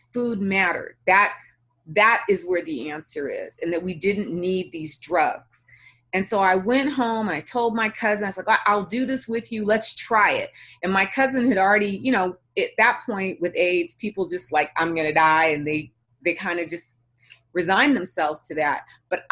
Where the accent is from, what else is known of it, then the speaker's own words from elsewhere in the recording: Los Angeles, California, United States; I was born and raised in Los Angeles